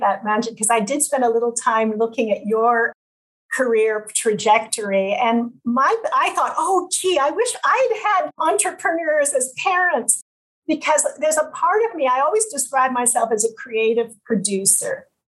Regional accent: Ottawa, Ontario, Canada; So my parents were both civil servants. I grew up largely in Ottawa, but because my father was a diplomat, a lot of time abroad.

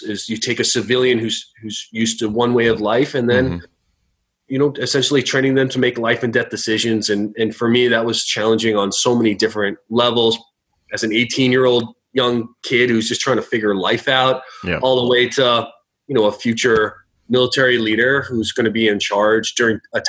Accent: Newton, Massachusetts, United States; moved away as an adult; I grew up in Newton, Mass.

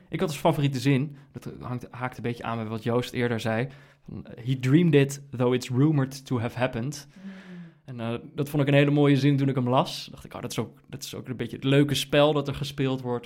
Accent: Netherlands; als Nederlanders

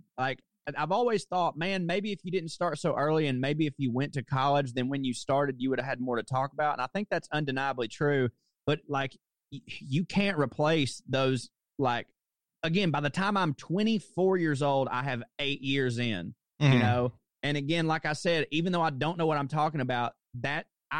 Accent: the South, United States; well, what do people mostly expect of me as being a Southerner? They'd expect me to be super conservative.

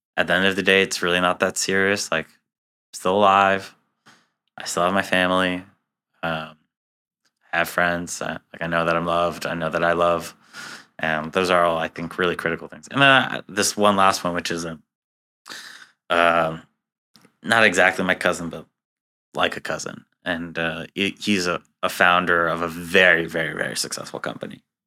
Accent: New York City, New York, United States; also born or lived in Israel; now in Boston, United States; I was born and raised in Queens, New York, which is the most diverse place in the United States.

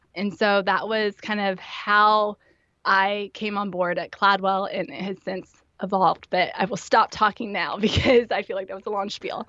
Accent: Indiana, United States; moved away as an adult; also born or lived in Memphis, Tennessee / northeast Pennsylvania; I grew up in Indiana, and pretty much like any good Hoosier

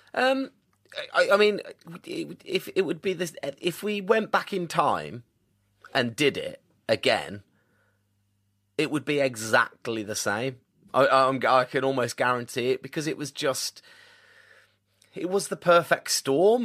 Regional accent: Birmingham, West Midlands, United Kingdom; also born or lived in Tamworth / Colorado; here in my hometown

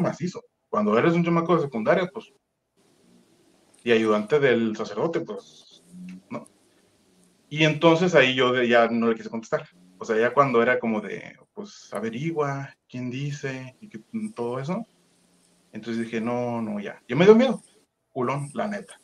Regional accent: Sonora, Mexico; moved away as an adult; also born or lived in Mexico City; pues yo soy del estado de Sonora, vivo en un pueblito muy chiquito.

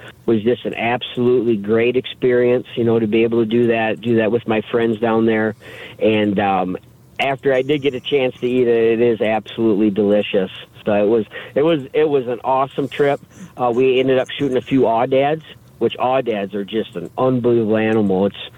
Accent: the Thumb, Michigan, United States; growing up in Sebring in the Thumb there, I grew up in a family of, you know, fishing and hunting

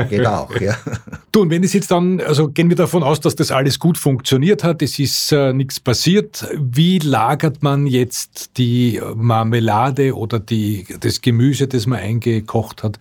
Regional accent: Austria; In Deutschland sagt man einwecken. Bei uns in Österreich sagt man nicht einrechsen

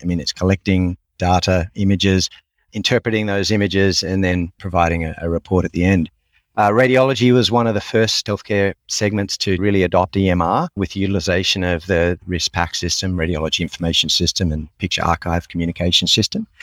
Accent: Sydney, New South Wales, Australia; moved away as an adult; also born or lived in United States; born and raised in Sydney, finished education through university here

